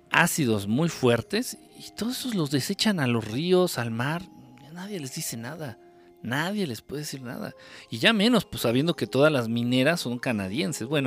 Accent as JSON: {"language": "Spanish", "region": "Mexico City", "country": "Mexico", "said": "vivo junto a tres cementeras y cuando barro parece que estoy en el pueblo de tanta tierra y soy de la Ciudad de México."}